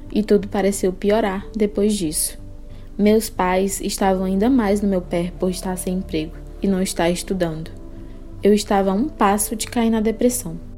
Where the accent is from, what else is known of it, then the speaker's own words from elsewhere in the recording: Parnaíba, Piauí, Brazil; born there; Até hoje tenho contato com os vizinhos de infância, tanto os daqui quanto os do interior onde nasci em Parnaíba, Piauí.